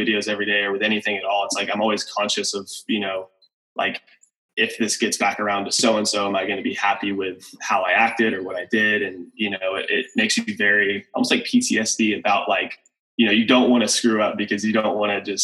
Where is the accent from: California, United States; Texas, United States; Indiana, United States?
Texas, United States; Decatur; I grew up in Decatur, Texas